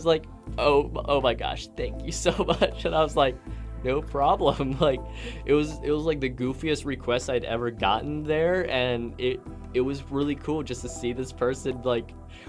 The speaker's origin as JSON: {"language": "English", "region": "East Coast", "country": "United States", "tie": "born or raised there", "also_born_or_lived": "Midwest", "accent": "East Coast", "moved": "yes", "said": "I consider myself to have an East Coast accent."}